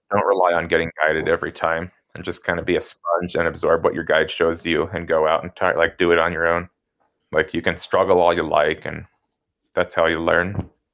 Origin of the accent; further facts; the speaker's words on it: Denver, Colorado, United States; also born or lived in Gunnison, Colorado; growing up in the Denver suburbs